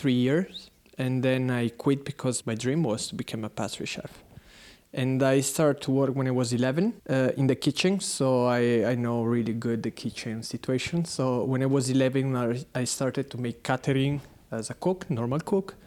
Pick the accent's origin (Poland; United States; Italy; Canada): Italy; San Carlo Canavese, Piedmont; English is a second language; moved away as an adult; now in Berlin, Germany; I come from Italy, from Torino. It's a small city close to Torino. It's called San Carlo Canavese.